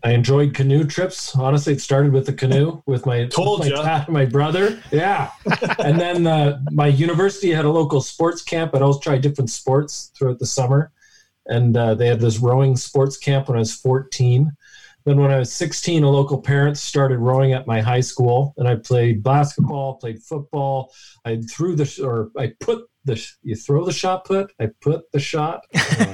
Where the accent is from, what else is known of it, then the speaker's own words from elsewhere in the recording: London, Ontario, Canada; I grew up in London, Ontario, down the road from you.